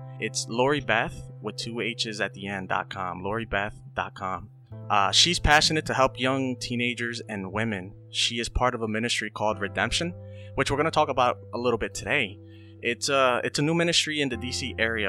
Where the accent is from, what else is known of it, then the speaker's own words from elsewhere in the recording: Hazleton, Pennsylvania, United States; And, you know, I grew up in Hazleton.